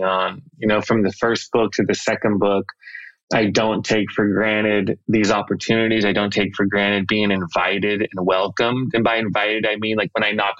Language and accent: English; Los Angeles, California, United States; I grew up in the Los Angeles area